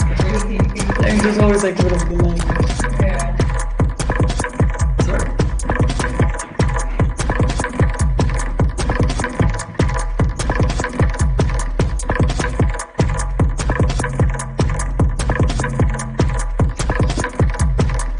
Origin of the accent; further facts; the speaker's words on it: Warsaw, Masovian Voivodeship, Poland; English is a second language; now in Berlin, Germany; I come from Warsaw. I'm based in Berlin now.